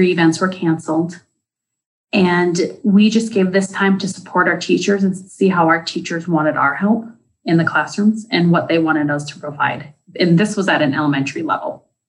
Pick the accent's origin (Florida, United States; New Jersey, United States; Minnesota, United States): Minnesota, United States; Deer River; I am from Deer River, Minnesota, and I work for the Indian Education Programming as the program coordinator.